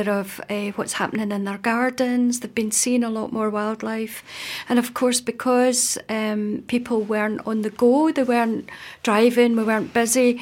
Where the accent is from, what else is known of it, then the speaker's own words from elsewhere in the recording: Scotland, United Kingdom; I'm Scottish.